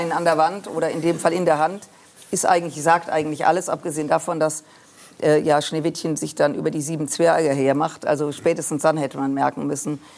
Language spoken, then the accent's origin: German; Düsseldorf, North Rhine-Westphalia, Germany; Äh, und ich komme aus Düsseldorf, ich bin mit dem Karneval sozialisiert worden.